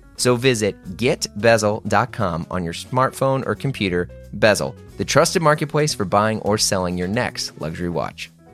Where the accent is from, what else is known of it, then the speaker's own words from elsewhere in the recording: United States; just an American